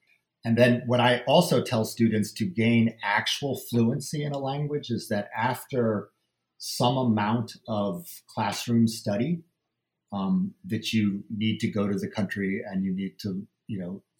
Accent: United States; I was raised in the United States. And as I said, my mother did not speak Japanese.

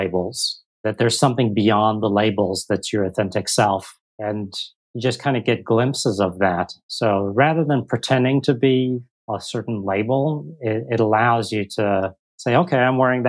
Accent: United States; now in Singapore; I am an American in Singapore

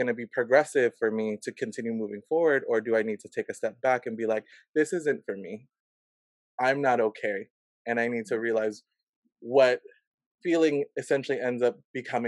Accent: Silver Spring, Maryland, United States; I grew up in the Washington, D.C. area, Silver Spring, Maryland

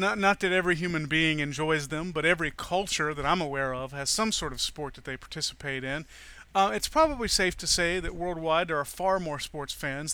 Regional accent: Atlanta, Georgia, United States; I'm from Georgia

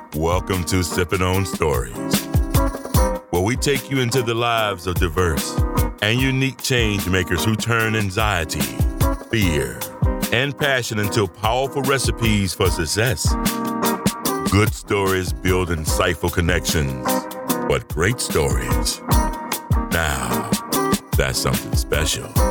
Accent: Denmark; first language Danish; English is a second language; moved away as an adult; also born or lived in Rome, Italy / Beijing, China; now in Kuala Lumpur, Malaysia

